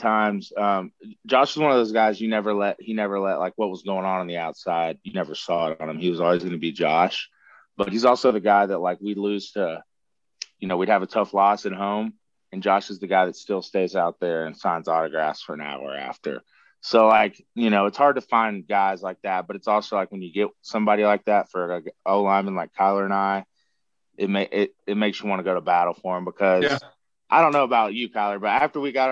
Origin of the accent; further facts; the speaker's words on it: Tennessee, United States; being a Tennessee kid growing up in Tennessee